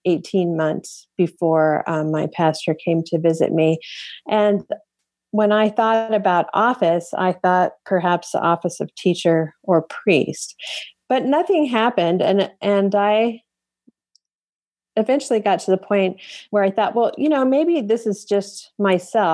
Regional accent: Longmont, Colorado, United States; Longmont, Colorado, my hometown

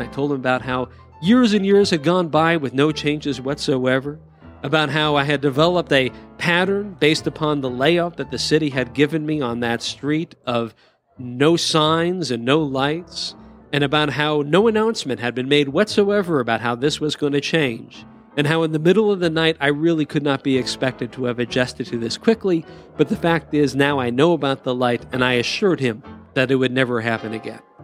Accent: Culver City, California, United States; When I was seventeen growing up in Culver City, California

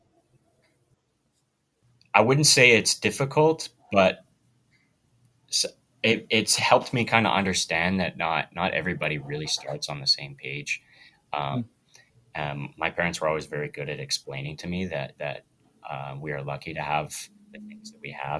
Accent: Wetaskiwin, Alberta, Canada; moved away as an adult; now in Camrose, Canada; I grew up not too far from Camrose. It's a place called Wetaskiwin.

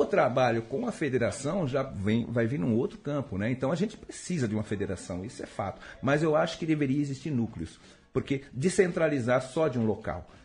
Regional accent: Santo André, São Paulo, Brazil; also born or lived in Feira de Santana, Bahia; eu sou daqui, eu sou de Santo André, moro aqui, mas tenho, moro na Bahia, que também, que tenho residência na, em Feira de Santana.

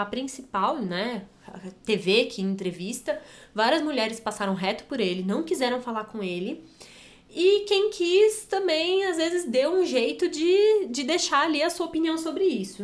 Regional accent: Brazil; A gente aqui, né, como brasileiro

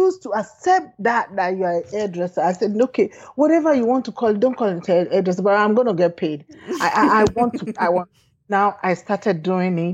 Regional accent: Nigeria; moved away as an adult; also born or lived in United Kingdom; growing up in Nigeria

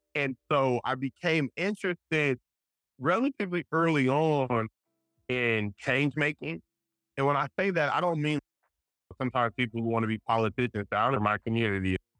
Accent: Richmond, California, United States; also born or lived in Providence, Rhode Island; I'm from Richmond, California, Bay Area. It's about 15 minutes from Oakland, 20 minutes from San Francisco. Grew up there

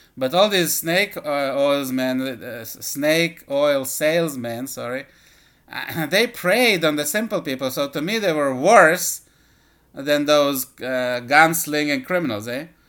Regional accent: Israel; moved away as an adult; also born or lived in Soviet Union; now in United States; I uh, was born in the Soviet Union and lived, uh, at least the first half of my life in Israel

